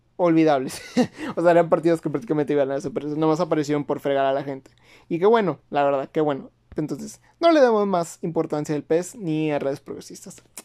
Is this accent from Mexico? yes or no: yes; Mexico